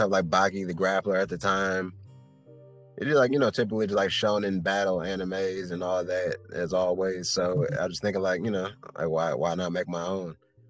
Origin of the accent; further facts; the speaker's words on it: Detroit, Michigan, United States; I'm a kid from Detroit.